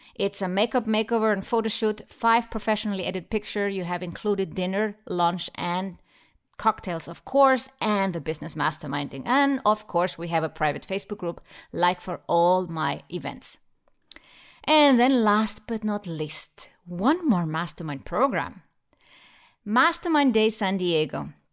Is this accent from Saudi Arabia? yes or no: no; Iceland; Iceland, my home country